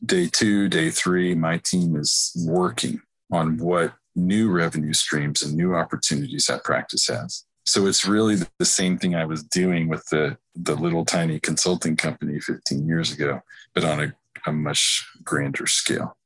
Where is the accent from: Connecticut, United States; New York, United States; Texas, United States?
Texas, United States; Dallas; also born or lived in Nashville, Tennessee; where I grew up here in North Dallas